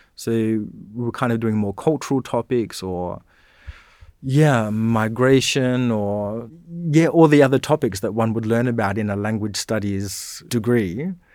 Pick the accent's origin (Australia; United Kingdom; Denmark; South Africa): Australia; Dardanup, Western Australia; moved away as an adult; also born or lived in Bunbury / Perth; now in Canberra, Australia; I was born in Bunbury, but then really we, we lived, uh, in a town just outside of Bunbury called Dardanup